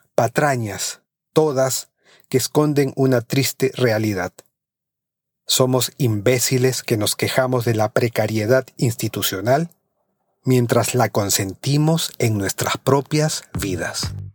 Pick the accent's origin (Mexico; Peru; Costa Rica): Peru